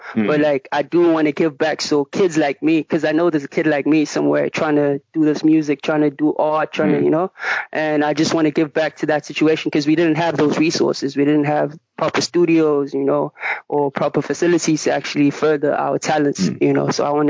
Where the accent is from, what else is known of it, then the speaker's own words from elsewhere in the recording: Richards Bay, KwaZulu-Natal, South Africa; now in Durban, South Africa; I was born and raised in Richards Bay, and then I came to Durban to actually just study and, you know, do music also, you know.